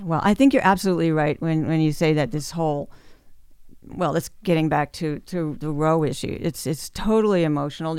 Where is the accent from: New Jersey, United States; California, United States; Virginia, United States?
New Jersey, United States; born or raised there; also born or lived in Memphis, Tennessee / Australia